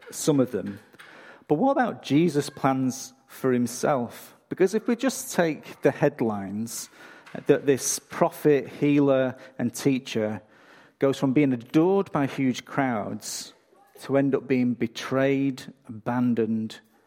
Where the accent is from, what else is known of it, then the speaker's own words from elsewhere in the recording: England, United Kingdom; now in Australia; I'm from England